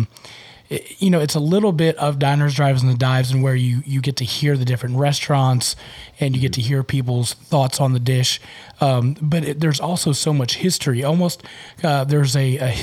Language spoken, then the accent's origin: English; Jacksonville, Florida, United States; moved away; also born or lived in Kentucky / Texas; I grew up in Florida, moved to Kentucky, Texas